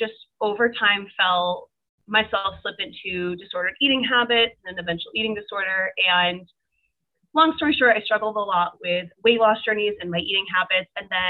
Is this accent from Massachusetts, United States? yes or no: yes; Cape Cod, Massachusetts, United States; moved away as an adult; also born or lived in South Carolina; I'm originally from Massachusetts. I'm from the Cape